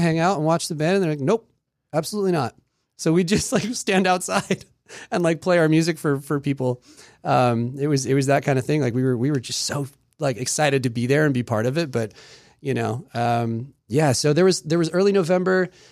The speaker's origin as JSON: {"language": "English", "region": "Maryland", "country": "United States", "tie": "born or raised there", "also_born_or_lived": "England", "said": "we moved to Maryland. We came straight to Maryland, and, um, it was for my dad's job"}